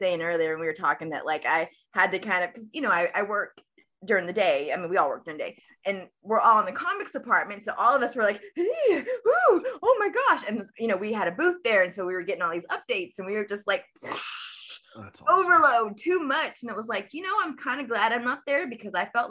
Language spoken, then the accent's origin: English; Guatemala; I'm actually Guatemalan. I'm from Guatemala